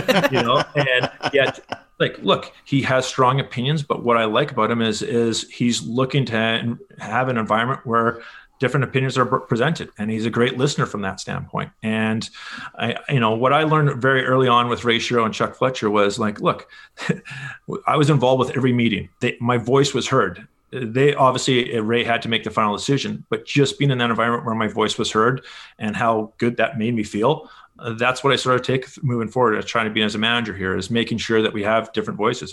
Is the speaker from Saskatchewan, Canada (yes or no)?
no; Winnipeg, Manitoba, Canada; moved away as an adult; also born or lived in Edmonton; I was born in Edmonton, but pretty much spent my entire childhood. Uh, parents still live in Winnipeg. Um, that's really my hometown for sure